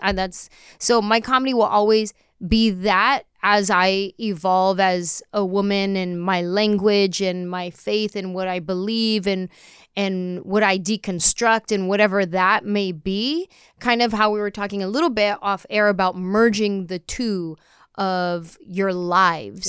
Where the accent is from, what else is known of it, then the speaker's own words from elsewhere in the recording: San Jose, California, United States; growing up in San Jose